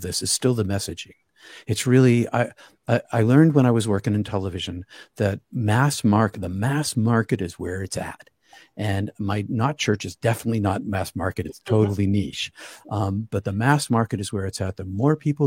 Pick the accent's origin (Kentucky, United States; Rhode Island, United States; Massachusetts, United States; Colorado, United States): Massachusetts, United States; Boston; I'm from Boston area